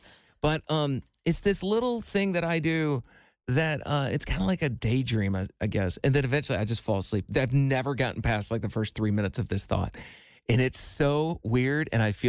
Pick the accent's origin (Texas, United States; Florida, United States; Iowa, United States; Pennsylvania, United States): Iowa, United States; moved away; my hometown in Iowa.